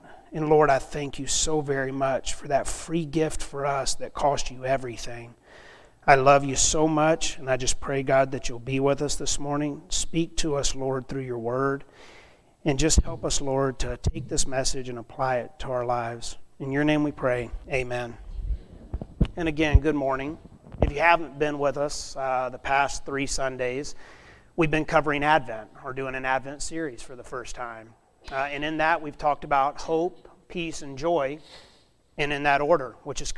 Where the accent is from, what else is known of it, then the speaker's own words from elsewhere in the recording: South Alabama, United States; moved away as an adult; also born or lived in Montana; now in Klamath Falls, United States; I'm from South Alabama. And we don't get this white stuff down there